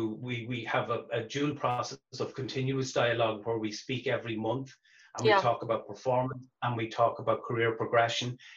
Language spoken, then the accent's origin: English; Dundalk, Leinster, Ireland; also born or lived in Stillorgan, Dublin; I was born in Stillaugh and then moved up to Dundalk when I was 6